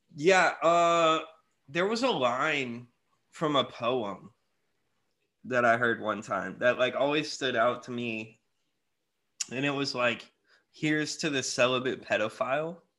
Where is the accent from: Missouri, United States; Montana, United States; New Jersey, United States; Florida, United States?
Florida, United States; I'm from Florida